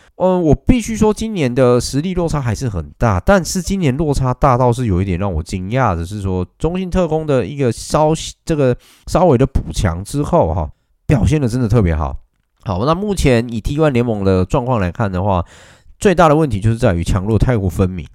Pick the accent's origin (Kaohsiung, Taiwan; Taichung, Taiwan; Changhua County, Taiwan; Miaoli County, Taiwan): Taichung, Taiwan; 作为台中人